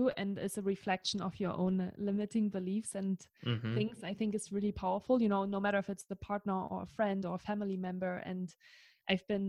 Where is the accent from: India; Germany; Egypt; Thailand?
Germany; English is a second language; moved away as an adult; now in Tahoe City, United States; I am German.